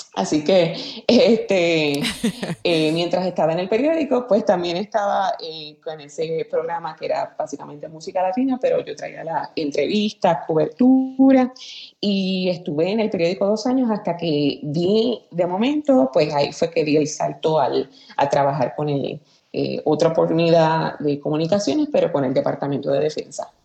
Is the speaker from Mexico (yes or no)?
no; Aguada, Puerto Rico; moved away as an adult; also born or lived in San Juan, Puerto Rico; yo soy originaria de Aguada, Puerto Rico. Eh, nacida y criada en el barrio Guayabo, sector casualidad de Aguada.